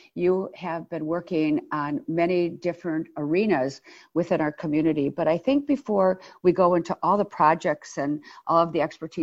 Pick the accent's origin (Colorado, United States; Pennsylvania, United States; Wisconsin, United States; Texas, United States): Wisconsin, United States; Milwaukee; I love the North Side. I was raised on the North Side